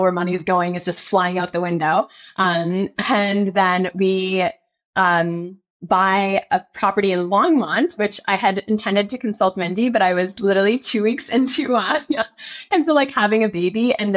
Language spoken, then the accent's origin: English; Canada; also born or lived in California, United States; now in Denver, United States; I am from Canada